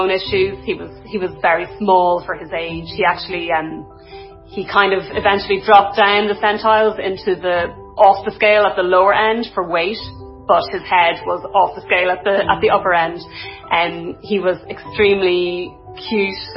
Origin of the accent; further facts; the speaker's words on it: Dundalk, County Louth, Ireland; now in North County Dublin, Ireland; I'm originally from Dundalk in County Louth, and I live in North County Dublin